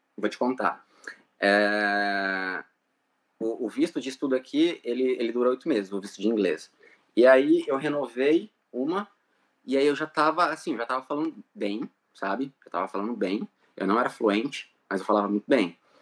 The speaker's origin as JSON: {"language": "Portuguese", "town": "Lins", "region": "São Paulo", "country": "Brazil", "moved": "yes", "said": "eu sou de Lins, interior de São Paulo, uma cidade muito pequena, sabe?"}